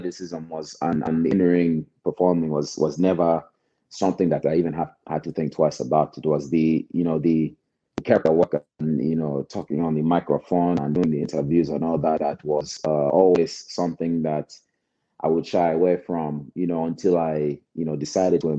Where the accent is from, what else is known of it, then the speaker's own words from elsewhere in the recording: United States; I was actually born here. So, you know, grew up here and I love the United States